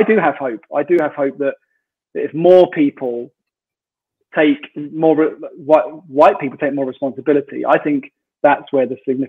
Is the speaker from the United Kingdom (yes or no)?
yes; Royal Tunbridge Wells, South East England, United Kingdom; I come from Royal Tunbridge Wells